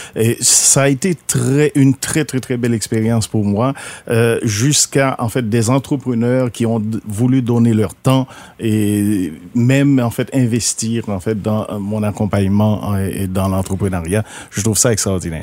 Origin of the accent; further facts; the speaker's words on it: Haiti; now in Rivière-du-Loup, Canada; je suis haïtien d'origine, immigrant et puis je suis arrivé dans le bas Saint-Laurent à cause du travail